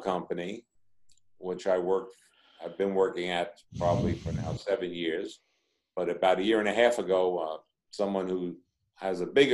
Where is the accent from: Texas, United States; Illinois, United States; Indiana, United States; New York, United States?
New York, United States; New York City; I was born and raised in the Bronx, and that's in New York